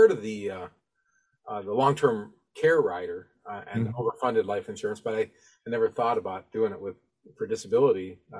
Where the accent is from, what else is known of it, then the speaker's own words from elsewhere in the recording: Toledo, Ohio, United States; I grew up in Toledo